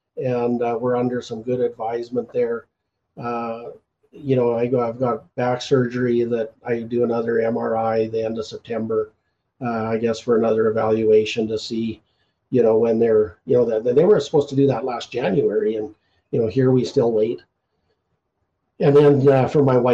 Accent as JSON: {"language": "English", "country": "Canada", "said": "I'm the …"}